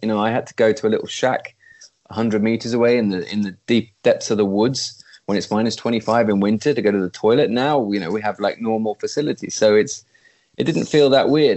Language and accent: English; East Midlands, United Kingdom; moved away as an adult; also born or lived in London; now in Sweden; I'm a country boy. I was brought up in the East Midlands in the middle of nowhere